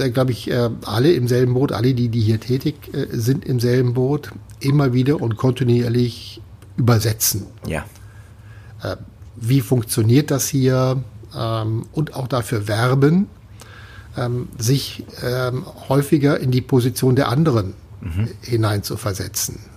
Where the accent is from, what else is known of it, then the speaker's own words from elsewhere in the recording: Cologne, North Rhine-Westphalia, Germany; als Kölner, da gibt es ein tolles Lied, das ist